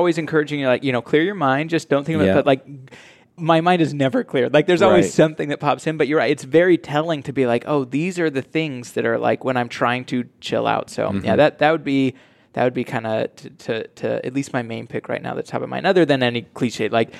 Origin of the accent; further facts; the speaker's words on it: Utah, United States; born or raised there